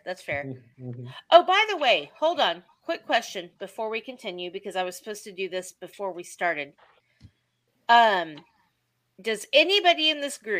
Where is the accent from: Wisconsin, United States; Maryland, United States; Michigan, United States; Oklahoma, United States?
Oklahoma, United States; Oklahoma City; I grew up in Oklahoma City, but in some shady poor areas